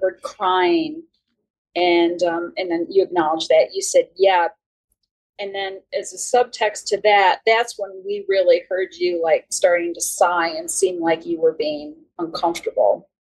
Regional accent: New York, United States; accent: New York; I was born in New York

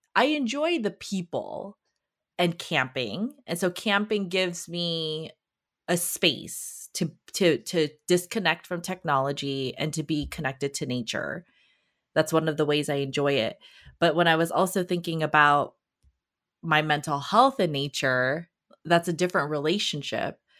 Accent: Los Angeles, California, United States; I grew up in Los Angeles

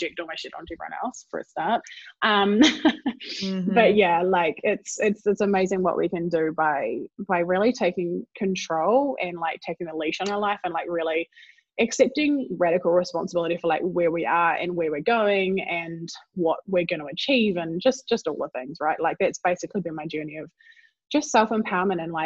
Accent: New Zealand; from New Zealand. I have a Welsh heritage

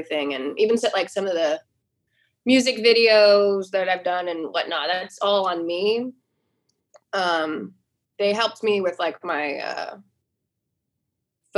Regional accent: near Seattle, Washington, United States; moved away as an adult; also born or lived in Boston, United States / New York City, United States / Poughkeepsie, United States; now in Nashville, United States; I grew up near Seattle, not in the city

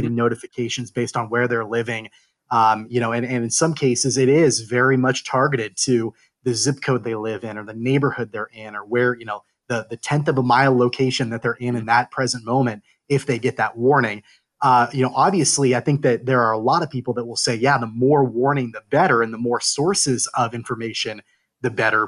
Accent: Kansas, United States; I grew up in Kansas as well

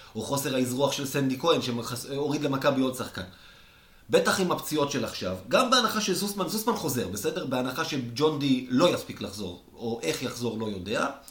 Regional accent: Israel; אני ישראלי

